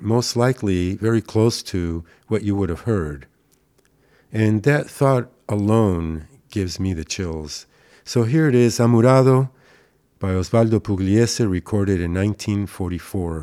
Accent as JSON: {"language": "English", "region": "Buenos Aires", "country": "Argentina", "tie": "born or raised there", "moved": "yes", "lives_now": "Burbank, United States", "said": "where I grew up in Saavedra"}